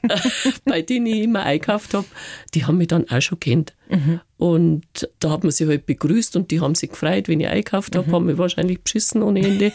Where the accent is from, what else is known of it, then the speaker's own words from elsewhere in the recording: Reisbach, Bavaria, Germany; also born or lived in China; in meinem Heimatort mhm. in Reisbach.